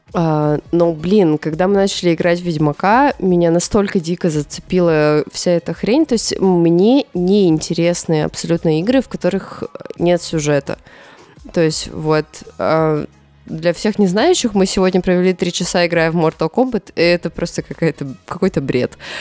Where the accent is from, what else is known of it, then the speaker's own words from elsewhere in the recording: Chelyabinsk, Chelyabinsk Oblast, Russia; я родилась в Челябинске